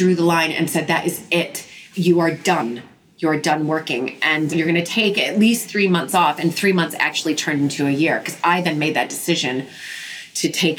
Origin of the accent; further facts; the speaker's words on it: United States; now in London, United Kingdom; being the American